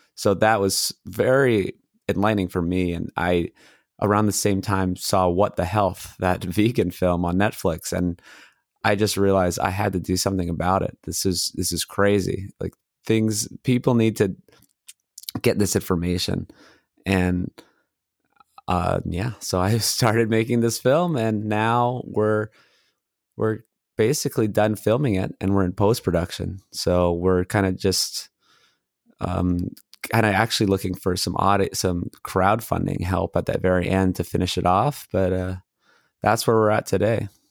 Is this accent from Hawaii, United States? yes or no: yes; Hawaii, United States; moved away as an adult; also born or lived in Los Angeles, California; I grew up in Hawaii and then I went to mechanical engineering school UCLA